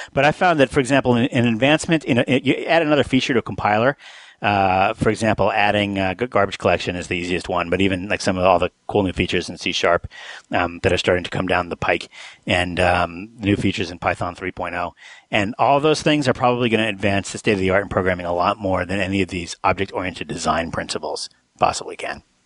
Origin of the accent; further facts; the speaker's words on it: New Mexico, United States; I grew up in New Mexico